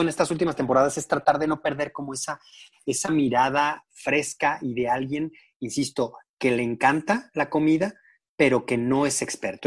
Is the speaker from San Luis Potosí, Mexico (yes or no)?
yes; San Luis Potosí, Mexico; yo soy de San Luis Potosí